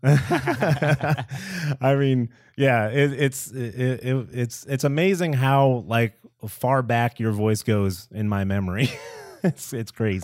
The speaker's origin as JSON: {"language": "English", "town": "Nashua", "region": "New Hampshire", "country": "United States", "tie": "born or raised there", "also_born_or_lived": "Cambridge, Massachusetts / North Andover, Massachusetts", "moved": "yes", "lives_now": "Texas, United States", "said": "I'm originally from the Boston area. I was born in uh-huh. Cambridge. Uh-huh. I was born in Cambridge, Mass. I lived a little bit in North Andover. I grew up in Nashua, New Hampshire."}